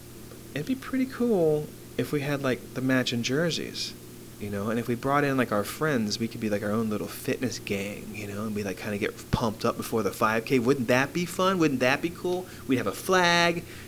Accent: Arlington, United States; also born or lived in Philadelphia; now in Jefferson County, WV, United States; I grew up in Arlington

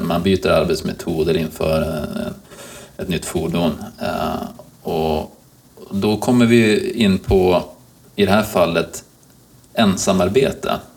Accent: Umeå, Västerbotten County, Sweden; moved away; som är Umebo i, i grunden

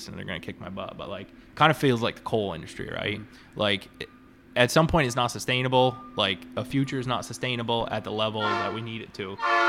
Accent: New York, United States; start calling on farms back where I grew up in Central New York, but 4 hours one way once a week

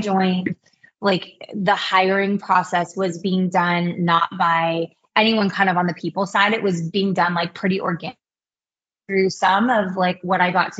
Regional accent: Kailua, Hawaii, United States; moved away as an adult; also born or lived in Los Angeles; now in Bay Area, United States; I'm actually from Kailua, Hawaii

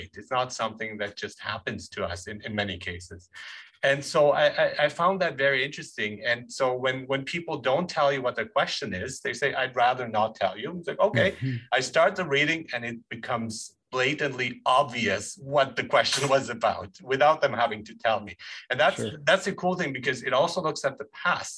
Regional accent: Germany; moved away; I grew up in Germany

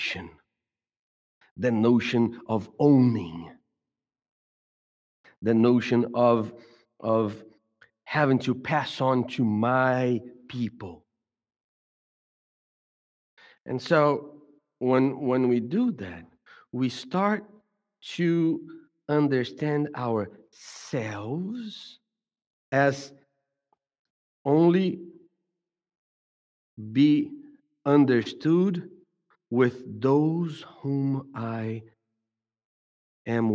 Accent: Brazil; now in United States; I grew up in Brazil.

